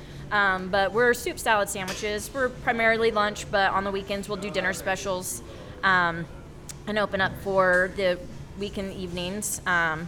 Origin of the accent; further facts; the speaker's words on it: Wichita, Kansas, United States; also born or lived in California / Australia; I was born and raised here in Wichita